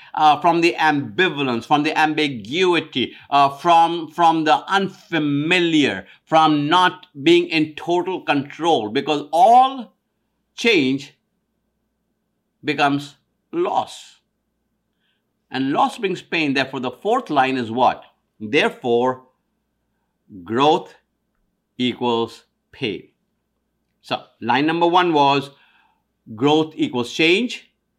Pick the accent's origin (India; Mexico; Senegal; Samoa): India; now in United States; I'm of Indian descent, East Indian descent from India. When I moved from India to America in 1973, on one side was an amazing change.